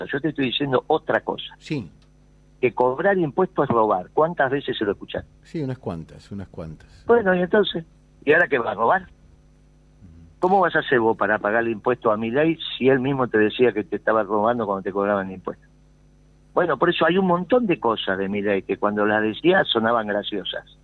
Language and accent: Spanish; Córdoba, Argentina; yo vengo de Córdoba.